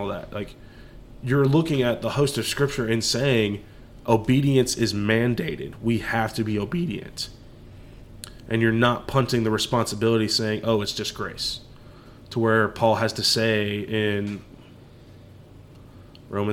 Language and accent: English; Dallas, Texas, United States; we're from Dallas, Texas